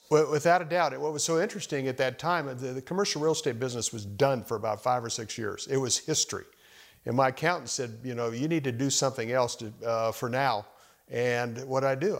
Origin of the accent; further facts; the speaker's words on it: Arizona, United States; moved away as an adult; also born or lived in Dallas, Texas; now in Washington, D.C., United States; growing up in Arizona